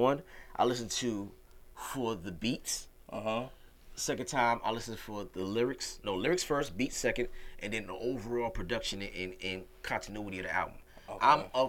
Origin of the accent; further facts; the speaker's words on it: New York, United States; I'm from New York.